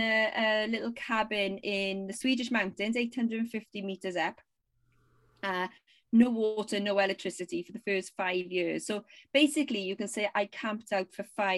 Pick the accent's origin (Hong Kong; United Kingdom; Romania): United Kingdom; Wales; moved away as an adult; now in Sweden; two Welsh girls.